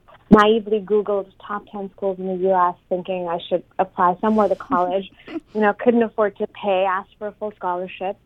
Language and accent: English; Islamabad, Islamabad Capital Territory, Pakistan; moved away as an adult; also born or lived in Silicon Valley, United States; I grew up in Pakistan. I was born into a pretty modest, self-made family. I was growing up in Islamabad, the capital